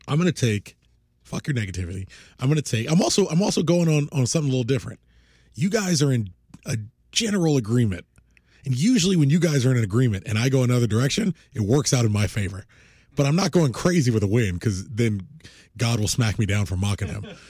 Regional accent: United States; I'm an American

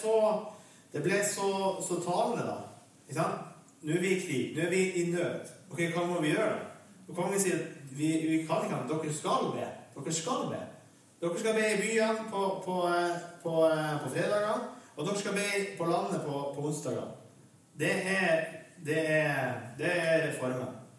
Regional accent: Vestre Jakobselv, Finnmark, Norway; så er jeg fra Vestre Jakobselv i Øst-Finnmark, i Vadsø kommune. Og bor der for øyeblikket også

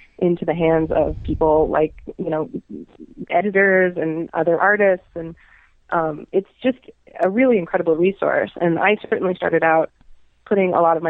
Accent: New York, United States; moved away as an adult; now in Chicago, United States; it reminds me of New York when I was growing up there

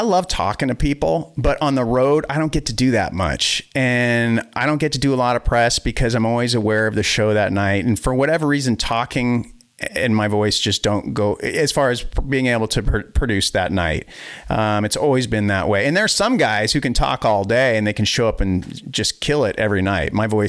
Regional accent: Boston, Massachusetts, United States; now in Wisconsin, United States; And then we moved to Wisconsin from the Boston area. But yeah, you know, it's like, I always wonder how different life would have been had I stayed in Boston

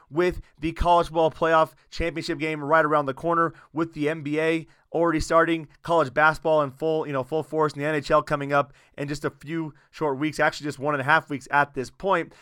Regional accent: Iowa, United States; I'm from Iowa. I played high school sports

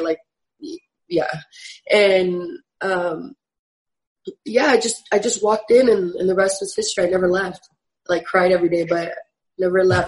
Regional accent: San Jose, California, United States; also born or lived in Sacramento; I was born and raised in San Jose

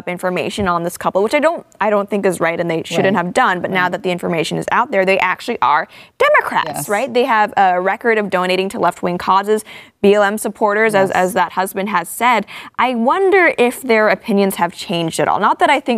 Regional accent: Hong Kong; I'm from Hong Kong. I have family in Hong Kong

